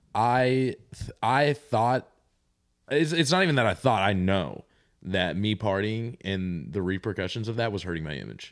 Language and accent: English; Kentucky, United States; moved away as an adult; now in Nashville, United States; I'm I'm from Kentucky and I l- currently live and work in Nashville